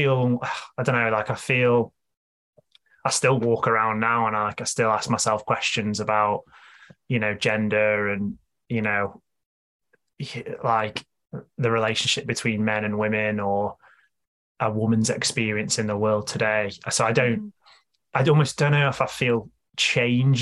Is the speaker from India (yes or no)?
no; Stoke-on-Trent, West Midlands, United Kingdom; growing up for me, I grew up in Stoke